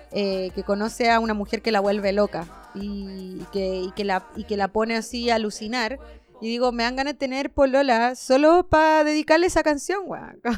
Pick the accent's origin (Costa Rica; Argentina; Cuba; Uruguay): Cuba; now in Chile; otras personas cubanas, entonces no había nadie eh, con quién compartir mi cultura, perdí al tiro mi acento.